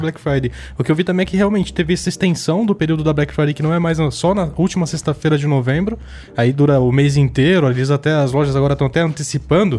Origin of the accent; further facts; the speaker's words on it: ABC Paulista, São Paulo, Brazil; sou do ABC, né, galera? Lá no ABC, ABCD